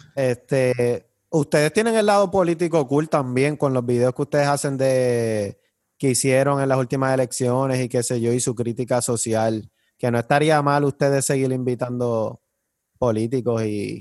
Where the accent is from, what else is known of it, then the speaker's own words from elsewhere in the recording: Trujillo Alto, Puerto Rico; Yo me crié encantada en Trujillo Alto, en esa urbanización de acceso controlado